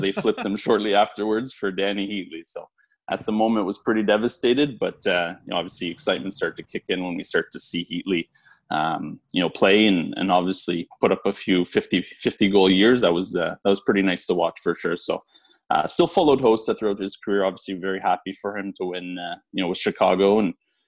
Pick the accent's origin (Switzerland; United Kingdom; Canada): Canada; Ottawa, Ontario; my hometown team.